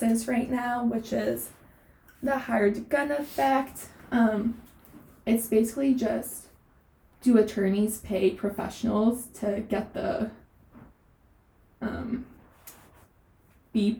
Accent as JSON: {"language": "English", "region": "East Coast", "country": "United States", "also_born_or_lived": "Southern California", "moved": "as an adult", "lives_now": "Los Angeles, United States", "said": "I was originally from the East Coast, and I moved out to Southern California for undergrad."}